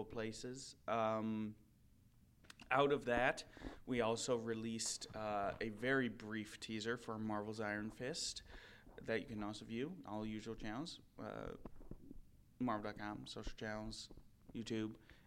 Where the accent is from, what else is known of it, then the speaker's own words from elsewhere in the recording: Minnesota, United States; accent: Minnesotan; my Minnesotan accent